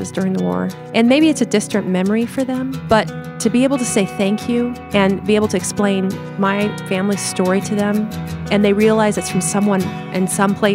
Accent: Limburg, Netherlands; English is a second language; Now we're from Lim- the province of Limburg, which is the very southern part of Holland.

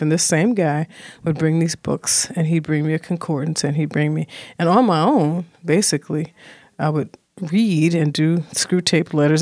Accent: Chicago, Illinois, United States; also born or lived in Burlington, Iowa; I settled in Chicago on the South Side, and we began to move as, uh, things were changing ethnically in communities to a place called Inglewood

